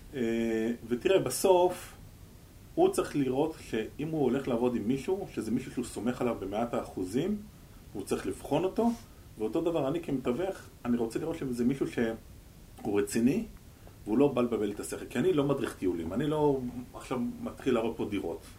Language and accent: Hebrew; Israel; אני ישראלי